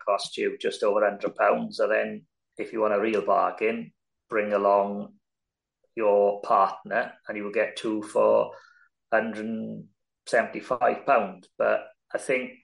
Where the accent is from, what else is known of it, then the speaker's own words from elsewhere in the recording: Welsh, Wales, United Kingdom; we're Welsh. You know, we've got a lot of people who can speak and converse through the medium of Welsh